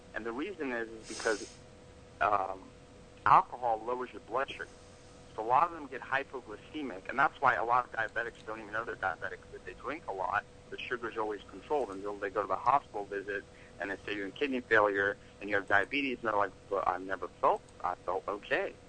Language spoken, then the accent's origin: English; Atlanta, Georgia, United States; also born or lived in Russia; I was born in Russia, moved here in America when I was little, grew up in Atlanta, Georgia